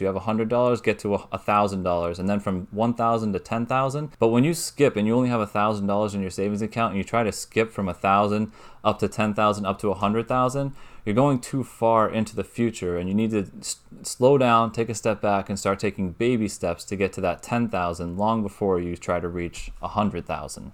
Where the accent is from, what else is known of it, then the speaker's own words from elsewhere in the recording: New Hampshire, United States; I'm from New Hampshire, so New England area.